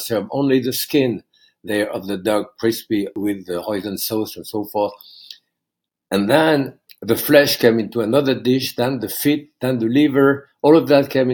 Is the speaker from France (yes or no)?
yes; Bourg-en-Bresse, Auvergne-Rhône-Alpes, France; English is a second language; moved away as an adult; now in United States; I was raised in France during the Second World War